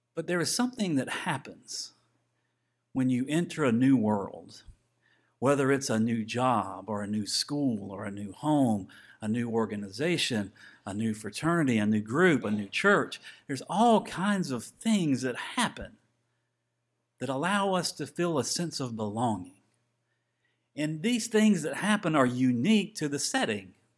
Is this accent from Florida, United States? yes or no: yes; Tallahassee, Florida, United States; growing up in Tallahassee and having season tickets